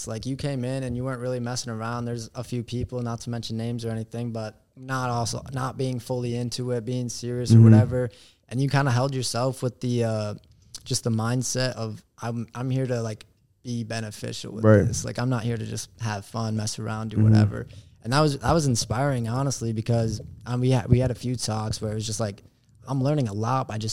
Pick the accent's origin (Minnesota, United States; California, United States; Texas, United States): Minnesota, United States; I'm from up in Minnesota